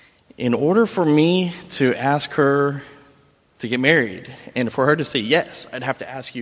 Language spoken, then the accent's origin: English; Texas, United States; I'm from Texas.